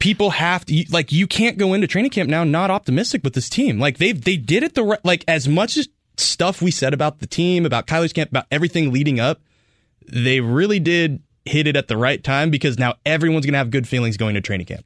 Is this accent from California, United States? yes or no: yes; Northern California, United States; now in Arizona, United States; I grew up in Northern California